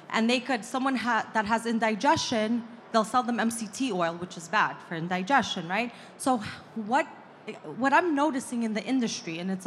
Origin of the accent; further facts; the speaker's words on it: New York, United States; I'm from New York, so we have a lot of bodegas